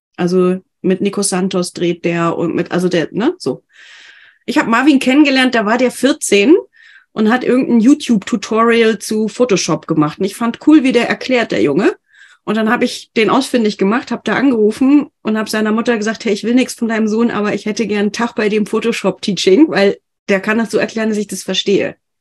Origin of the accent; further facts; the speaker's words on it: Bavaria, Germany; ich komme ja aus Bayern